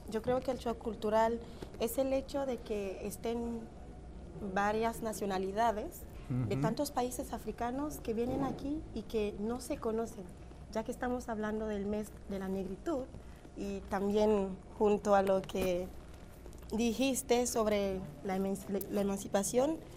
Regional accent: Malabo, Bioko Norte, Equatorial Guinea; now in Canada

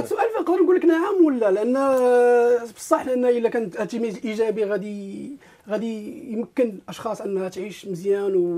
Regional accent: Morocco; moved away as an adult; also born or lived in Sahara; now in Montreal, Canada; مثلت المغرب بلدي الأم

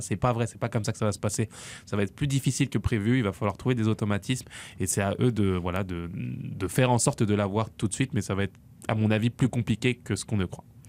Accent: France; je suis français avant tout

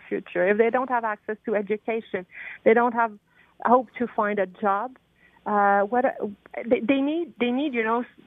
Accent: Canada; as Canadian

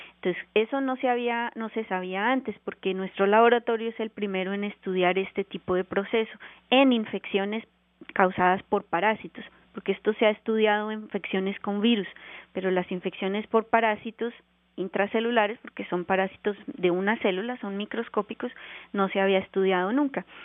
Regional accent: Colombia; moved away as an adult; also born or lived in Bogotá, Colombia; now in Canada; yo soy colombiana y me formé en la Universidad Nacional de Colombia en Bogotá

